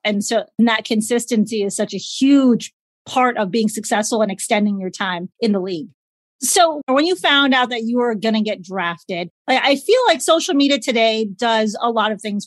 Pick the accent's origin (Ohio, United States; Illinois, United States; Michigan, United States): Illinois, United States; Chicago; Growing up in Chicago